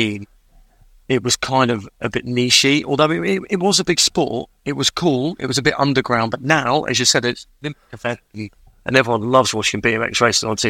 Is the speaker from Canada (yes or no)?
no; England, United Kingdom; also born or lived in Farnborough; I grew up in England. I've never lived in Wales.